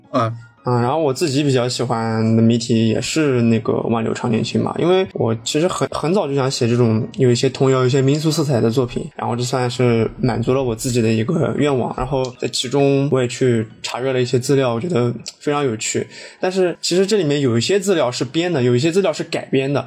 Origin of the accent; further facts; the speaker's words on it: China; 因为我是中国人，我在中国念书